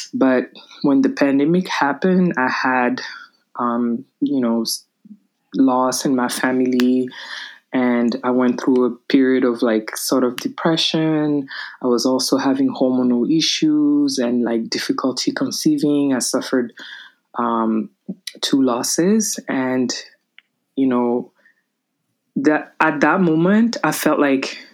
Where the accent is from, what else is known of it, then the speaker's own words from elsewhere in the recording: Paris, Île-de-France, France; moved away as an adult; also born or lived in Mali; now in New York, United States; I was born in Mali, West Africa, but I was raised in Paris, France.